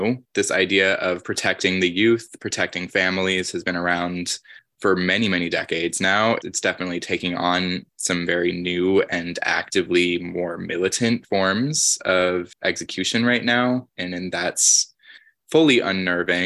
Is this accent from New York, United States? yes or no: yes; New York City, New York, United States; growing up in New York City